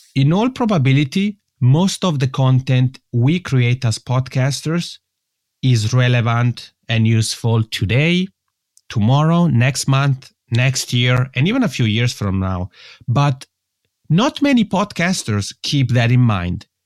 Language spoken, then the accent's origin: English; Italian-speaking part of Switzerland, Italian-speaking Switzerland, Switzerland; first language Italian; English is a second language; English is not my mother tongue, and that's because I'm originally from the Italian-speaking part of Switzerland. And I had the luck, actually, of being born in Switzerland